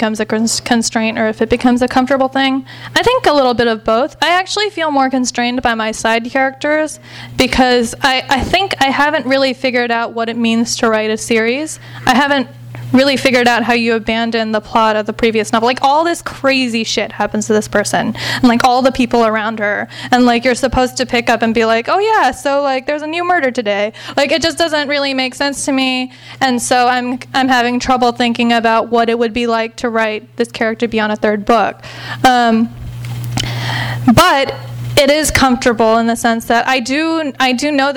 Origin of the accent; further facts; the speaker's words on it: Los Angeles, California, United States; I grew up in the Valley, so that seemed like the happening part